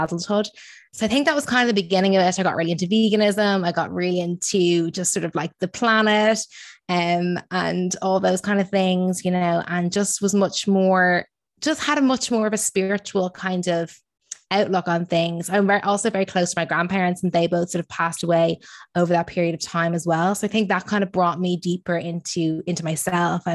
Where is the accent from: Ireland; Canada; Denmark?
Ireland; moved away as an adult; now in London, United Kingdom; I'm originally from Ireland